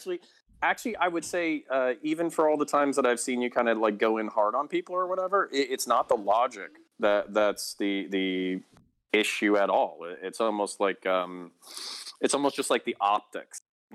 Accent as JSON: {"language": "English", "region": "Florida", "country": "United States", "tie": "born or raised there", "also_born_or_lived": "Belgium / Texas", "said": "My background is I grew up multiple places. I lived in Belgium when I was 8 years old. I was raised in the French school system. Got my ass kicked in French until I was 12. Moved to Texas. Moved back to Florida, which is kind of my home state."}